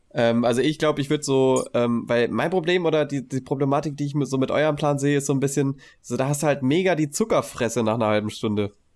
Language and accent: German; Heidesheim, Rhineland-Palatinate, Germany; also born or lived in Mainz; bei uns sagt man shoppen, wo ich herkomme